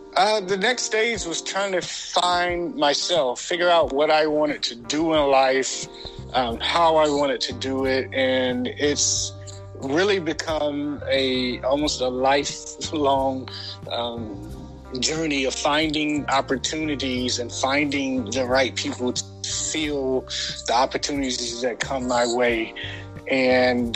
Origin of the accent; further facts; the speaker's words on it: Portsmouth, Virginia, United States; now in Atlanta, United States; I was born in a small town called Portsmouth, Virginia, um, here in the United States